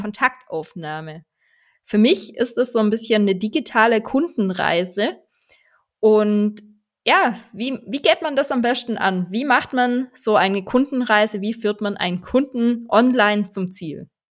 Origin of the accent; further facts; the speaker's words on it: Swabia, Baden-Württemberg, Germany; accent: Swabian; Ich bin halt eine Schwäbin